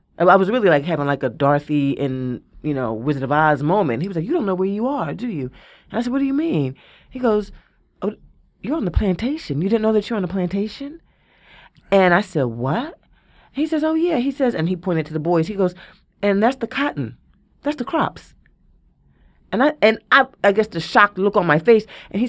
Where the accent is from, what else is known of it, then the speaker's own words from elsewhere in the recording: Philadelphia, Pennsylvania, United States; I'm from West Philly. I'm like, fuck a giggle.